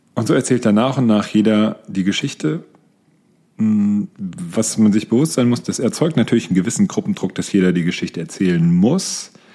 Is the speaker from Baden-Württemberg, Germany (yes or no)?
no; near Frankfurt, Hesse, Germany; Ich bin in der Nähe von Frankfurt aufgewachsen